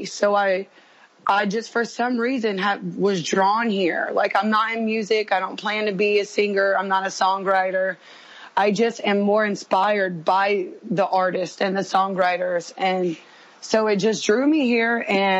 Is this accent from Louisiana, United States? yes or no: yes; South Louisiana, United States; moved away as an adult; now in Nashville, United States; I am from South Louisiana, so it's like Cajun French